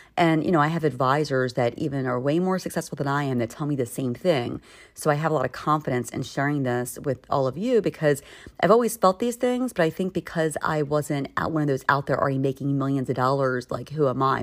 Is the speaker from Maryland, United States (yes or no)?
yes; Maryland, United States; now in Philadelphia, United States; where I grew up in Maryland